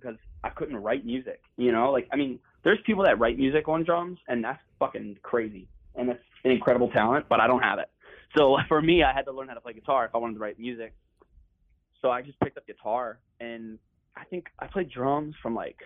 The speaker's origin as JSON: {"language": "English", "town": "Dundalk", "region": "Maryland", "country": "United States", "tie": "born or raised there", "said": "the house I grew up in Dundalk."}